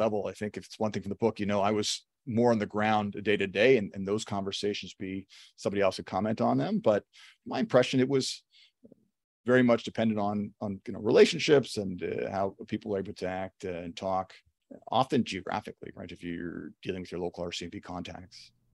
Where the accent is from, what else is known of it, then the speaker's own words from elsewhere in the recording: Toronto, Ontario, Canada; I'm from Toronto. I'm working in Toronto, fifteen minutes, twenty minutes from where I grew up.